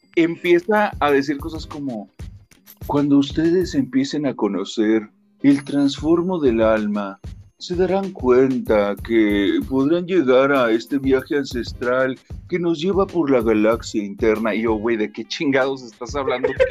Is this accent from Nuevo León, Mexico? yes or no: yes; Monterrey, Nuevo León, Mexico; soy de Monterrey, Nuevo León.